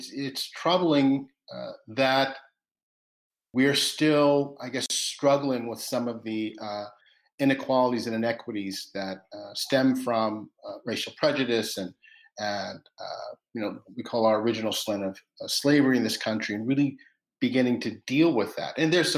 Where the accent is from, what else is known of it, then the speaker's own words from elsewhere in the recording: Roanoke, Virginia, United States; I was born in Williamsburg, grew up in Roanoke, Virginia, which is a predominantly white town, but I grew up in the predominantly black area of Roanoke, Virginia.